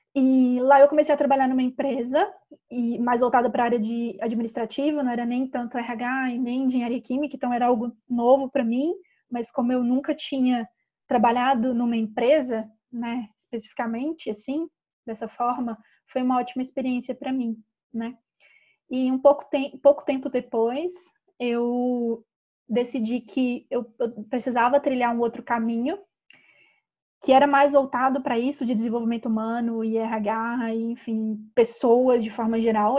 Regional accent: Ouro Branco, Minas Gerais, Brazil; a gente é do interior de Minas Gerais, uma cidadezinha chamada Ouro Branco

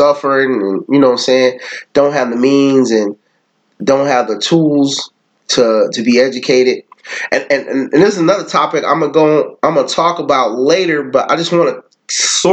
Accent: the Bay Area, California, United States; also born or lived in Mississippi; I'm from the Bay, and we a little bit humbler in the Bay

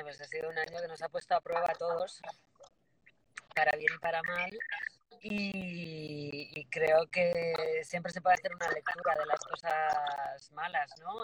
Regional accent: Bilbao, Basque Country, Spain; now in Madrid, Spain; soy de Bilbao y, por Madrid desde

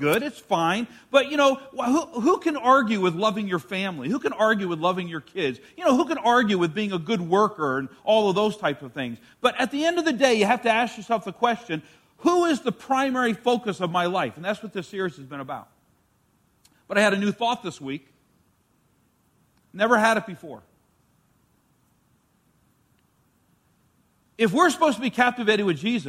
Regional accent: New York, United States; the school that I grew up in New York, every semester in elementary school would have a square dancing class

